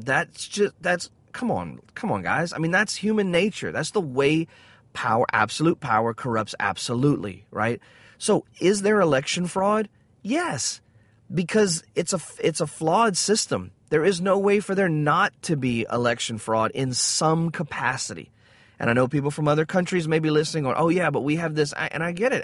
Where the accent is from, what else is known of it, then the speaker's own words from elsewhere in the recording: the South, United States; I grew up in the South